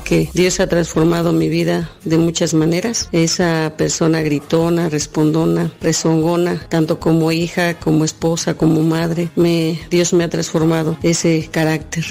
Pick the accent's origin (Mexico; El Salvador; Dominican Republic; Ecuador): Mexico; Texcoco, State of Mexico; soy de aquí de San Felipe, Texcoco, México